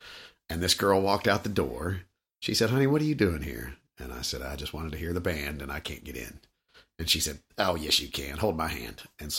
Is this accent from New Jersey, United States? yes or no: no; Louisville, Kentucky, United States; I was born and raised in Louisville.